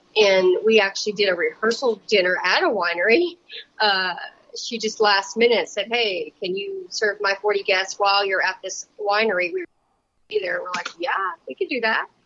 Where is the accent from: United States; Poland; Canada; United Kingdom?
United States; Louisiana; now in Wenatchee, United States; I was raised in Louisiana